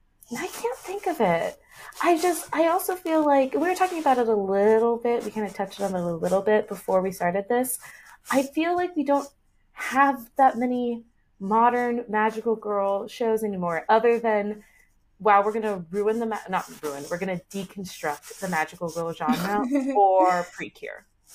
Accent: United States; being a 90s, early 2000s kid in the West, growing up in America

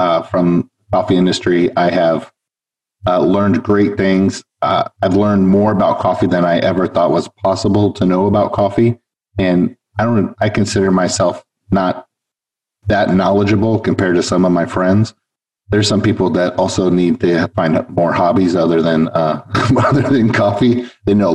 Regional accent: Los Angeles, California, United States; moved away as an adult; now in South Florida, United States; I was originally from Los Angeles, where I moved here from

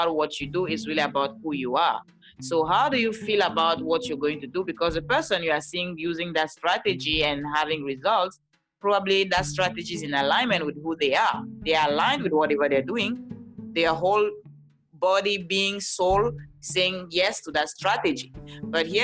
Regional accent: Cameroon; now in Los Angeles, United States; I live in California, Los Angeles, but I'm originally from Cameroon. That's why you hear this beautiful accent.

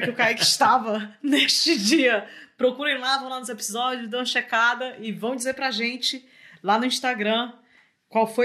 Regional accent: Fortaleza, Ceará, Brazil; moved away as an adult; now in Rio de Janeiro, Brazil; Pra quem não sabe, eu sou de Fortaleza, fui morar no Rio.

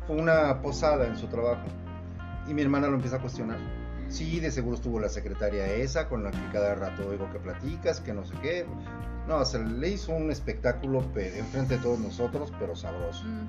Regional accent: Mexico

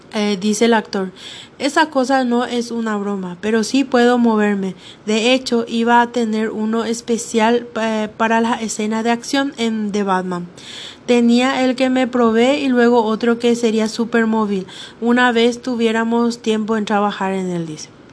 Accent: Paraguay; en mi país, Paraguay

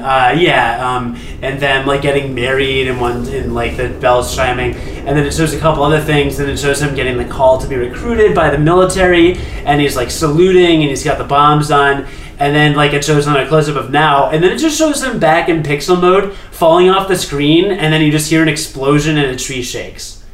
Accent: United States; I'm an American

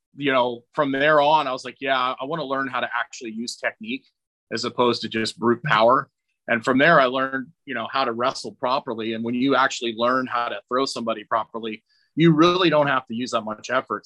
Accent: Scotland, United Kingdom; I'm Scottish

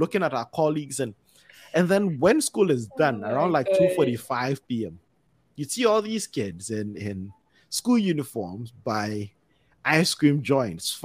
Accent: Ghana; a kid growing up in Ghana.

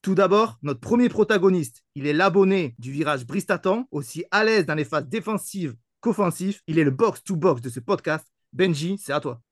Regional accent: Toulouse region, Occitania, France; je suis issu de la région toulousaine

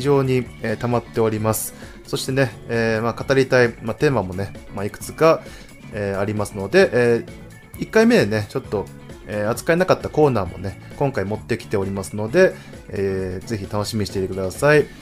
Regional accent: Tohoku, Japan; born or raised there

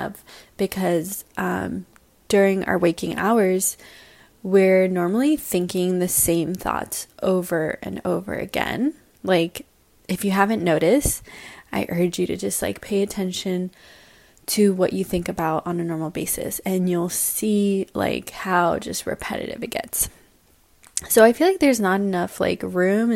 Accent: San Francisco, California, United States; moved away as an adult; also born or lived in Salt Lake City / Vietnam; now in New York, United States; I grew up in San Francisco

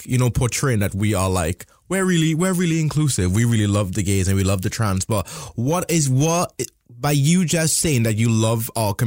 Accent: Trinidad & Tobago; moved away as an adult; now in United Kingdom; I was born in Trinidad and Tobago

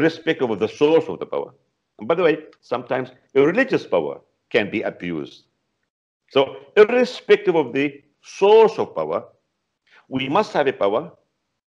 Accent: Palestine; now in Beirut, Lebanon; originally I'm a Palestinian, not Lebanese, but right now I'm in Lebanon in Beirut

